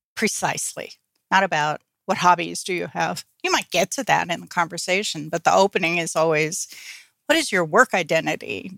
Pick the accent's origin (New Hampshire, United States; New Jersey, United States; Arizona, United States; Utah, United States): New Jersey, United States; I got involved in a group here in my hometown in New Jersey